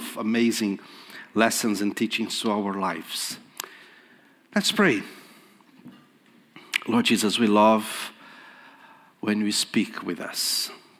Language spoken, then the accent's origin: English; Brazil; first language Portuguese; English is a second language; moved away; I was in Brazil in December preaching in my mother tongue, in Portuguese.